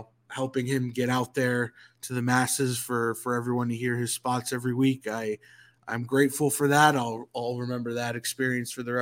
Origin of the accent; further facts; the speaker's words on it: Northeast, United States; moved away as an adult; now in Atlanta, United States; I come from the Northeast